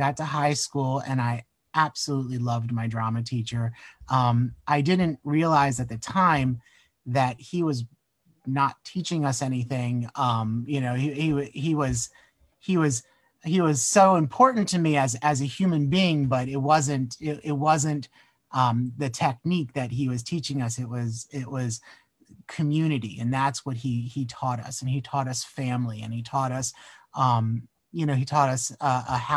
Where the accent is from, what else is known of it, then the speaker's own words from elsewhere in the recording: Naples, Florida, United States; also born or lived in Maryland; I was born in Maryland, but I actually grew up in Naples, Florida